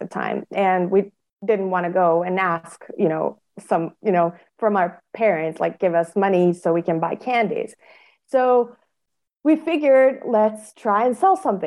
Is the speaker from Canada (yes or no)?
no; Bosnia & Herzegovina; in my country, I come from Bosnia and Herzegovina, which is a small country in Europe